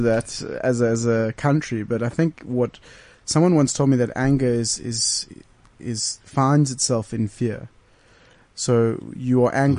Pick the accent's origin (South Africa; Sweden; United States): South Africa; we had such a UK influence as white South Africans.